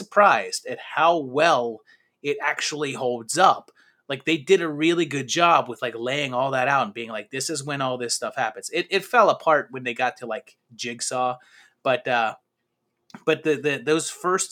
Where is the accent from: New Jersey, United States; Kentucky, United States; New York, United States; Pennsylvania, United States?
Pennsylvania, United States; Pittsburgh; I grew up in Pittsburgh